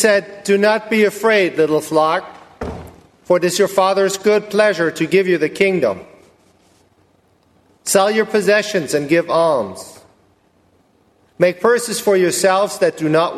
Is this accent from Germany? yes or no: yes; Germany; moved away as an adult; now in Rosenberg, United States; I was born and raised in Germany and came to the U.S. 11 years ago